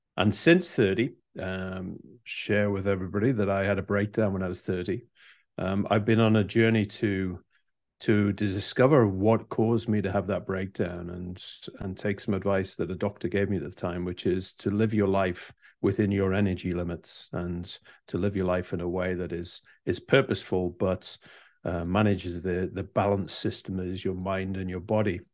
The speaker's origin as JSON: {"language": "English", "country": "United Kingdom", "said": "Being British"}